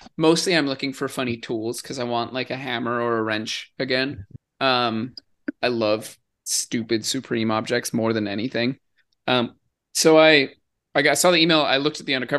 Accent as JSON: {"language": "English", "region": "Arizona", "country": "United States", "moved": "as an adult", "lives_now": "New York, United States", "said": "I'm from Arizona"}